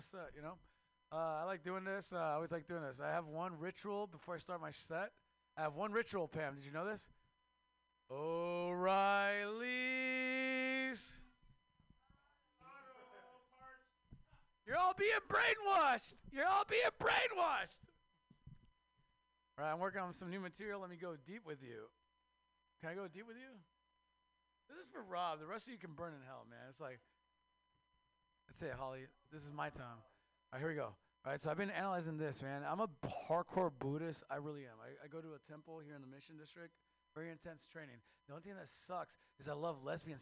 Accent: Mexico; now in United States; I am Mexican from Mexico

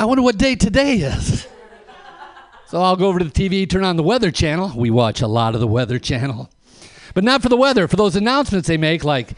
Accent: Flint, Michigan, United States; I'm from Flint, Michigan

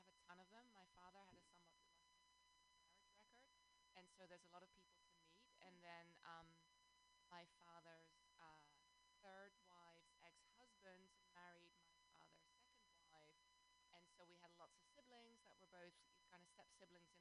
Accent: Amsterdam, North Holland, Netherlands; now in South Bay, United States; I live in the South Bay, but I'm originally from Amsterdam, the Netherlands

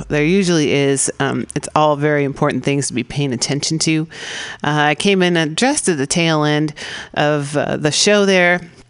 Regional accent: California, United States; I'm a Californian, I have to say.

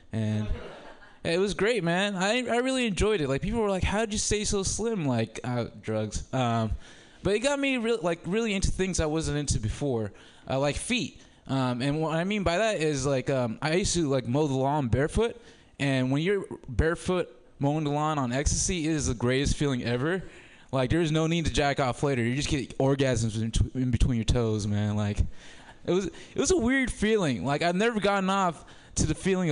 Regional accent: Oakland, California, United States; also born or lived in Sudan / Humboldt; I'm from Oakland. My whole family's from Oakland. And, you know, I grew up in Oakland

